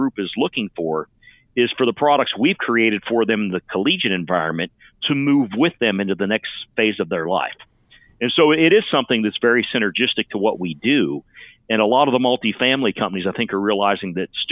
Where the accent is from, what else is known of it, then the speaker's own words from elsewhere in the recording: northern panhandle of West Virginia, United States; now in Austin, United States; I grew up in the very northern panhandle of West Virginia, the son and grandson of steelworkers